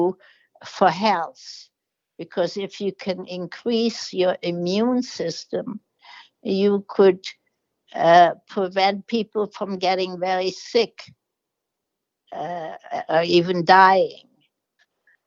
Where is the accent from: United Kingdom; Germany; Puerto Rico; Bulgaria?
Germany; also born or lived in New York; now in United States; I am from Germany and went through the Holocaust